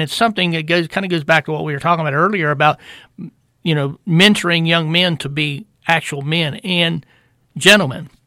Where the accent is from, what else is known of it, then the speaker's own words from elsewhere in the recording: United States; I'm an American because God decreed that I was going to be born here